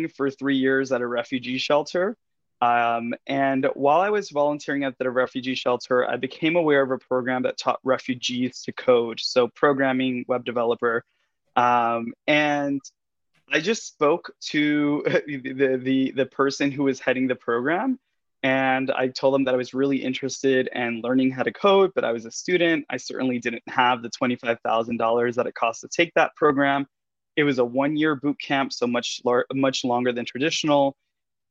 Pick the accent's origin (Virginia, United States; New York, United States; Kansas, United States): New York, United States; New York City; moved away as an adult; also born or lived in Miami, Florida / Berlin / Paris; I'm born and raised New Yorker from the Bronx